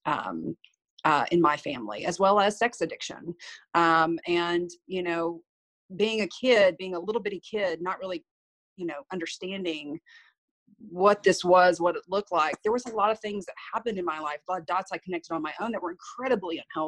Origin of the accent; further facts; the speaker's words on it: Victoria County, Texas, United States; I was raised pretty much in Victoria County